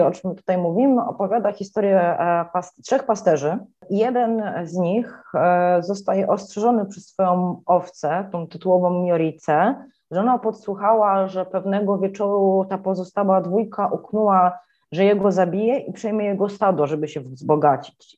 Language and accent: Polish; Poland; moved away as an adult; now in Bucharest, Romania; jestem z Polski, że tu się przeprowadziłam